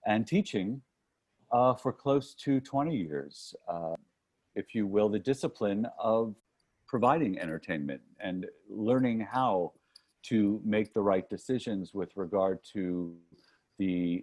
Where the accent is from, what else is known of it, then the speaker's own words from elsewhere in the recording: North Miami Beach, Florida, United States; moved away as an adult; I grew up in North Miami Beach, Florida, which is in Dade County, Florida